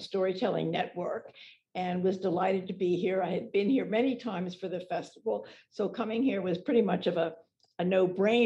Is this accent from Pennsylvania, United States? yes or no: yes; Pennsylvania, United States; also born or lived in Atlanta; now in Jonesboro, United States; I was born in Pennsylvania